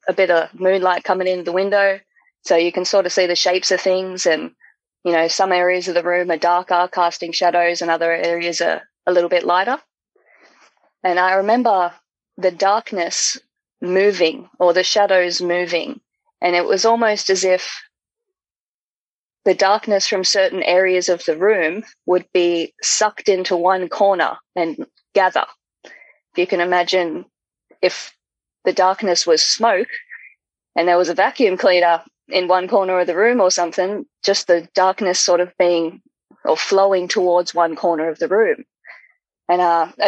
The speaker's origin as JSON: {"language": "English", "country": "Australia", "said": "just down over here in Australia"}